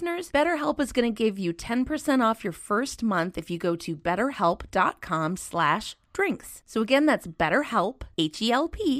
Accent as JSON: {"language": "English", "region": "Minnesota", "country": "United States", "tie": "born or raised there", "said": "I grew up in Minnesota"}